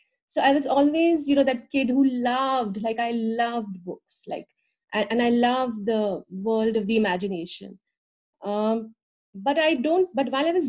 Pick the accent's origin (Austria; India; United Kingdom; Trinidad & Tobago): India; moved away as an adult; now in United States; And it's basically around 8 years ago, I moved from India to the US.